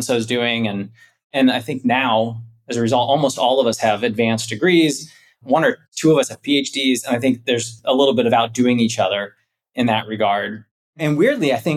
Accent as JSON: {"language": "English", "town": "Canton", "region": "Ohio", "country": "United States", "tie": "born or raised there", "also_born_or_lived": "Florida / New York", "moved": "as an adult", "lives_now": "Chicago, United States", "said": "I am from Canton, Ohio. I grew up one of six kids"}